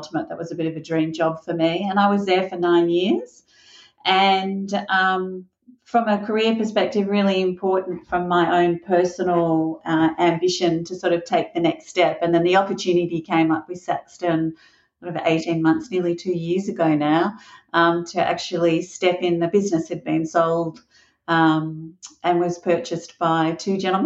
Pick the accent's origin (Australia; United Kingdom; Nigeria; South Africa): Australia; Melbourne, Victoria; I was born in Melbourne, Australia. I lived in a suburb called Mount Waverley with my family